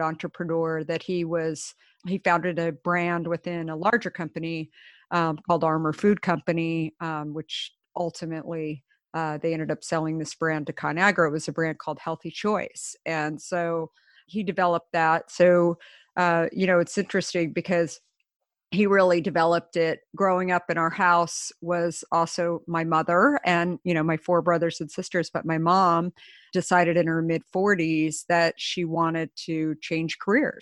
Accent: Scottsdale, Arizona, United States; also born or lived in Minneapolis; I grew up the last of five kids in Scottsdale, Arizona

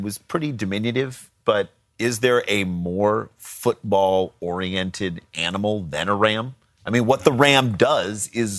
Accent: St. Louis, Missouri, United States; now in Los Angeles, United States; We're L.A. residents. We're originally from St. Louis.

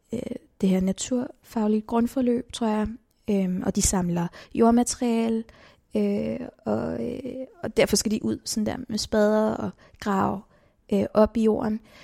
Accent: Copenhagen, Capital Region of Denmark, Denmark; født og opvokset i København

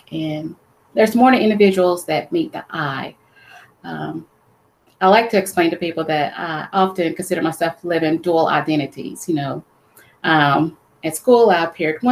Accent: Alabama, United States; I was born and raised in Alabama

